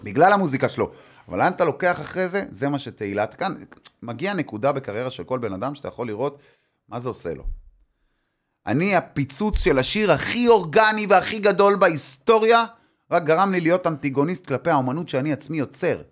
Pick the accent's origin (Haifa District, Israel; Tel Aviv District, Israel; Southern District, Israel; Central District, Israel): Tel Aviv District, Israel; Tel Aviv; שאני אמנם נולדתי פה, להבדיל מכל החבר'ה האלה, אני נולדתי בתל אביב